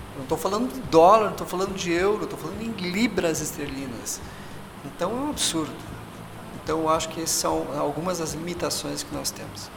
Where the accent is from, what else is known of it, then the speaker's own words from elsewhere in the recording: Brazil; enquanto cientistas brasileiros